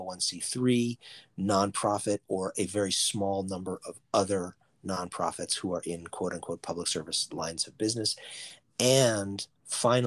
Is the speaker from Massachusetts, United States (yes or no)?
yes; Boston, Massachusetts, United States; I'm from Boston, we call them parochial schools up here